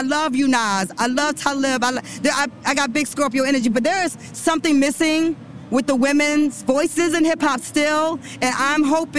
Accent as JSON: {"language": "English", "town": "Detroit", "region": "Michigan", "country": "United States", "tie": "born or raised there", "also_born_or_lived": "Brooklyn, New York / Atlanta", "moved": "as an adult", "said": "I grew up so black in Detroit."}